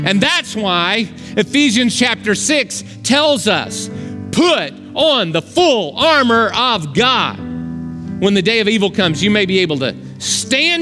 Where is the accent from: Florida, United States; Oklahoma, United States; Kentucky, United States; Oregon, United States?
Oklahoma, United States; I grew up in Oklahoma